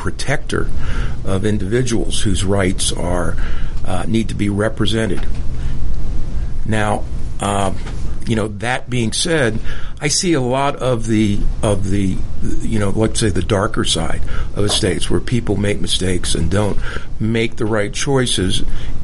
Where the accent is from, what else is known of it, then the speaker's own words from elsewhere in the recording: Washington, District of Columbia, United States; moved away as an adult; now in Atlanta, United States; I was born in Washington, D.C., and grew up there, and lived through a lifetime there before I moved to Atlanta